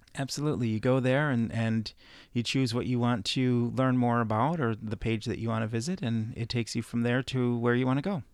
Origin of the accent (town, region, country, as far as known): Midwest, United States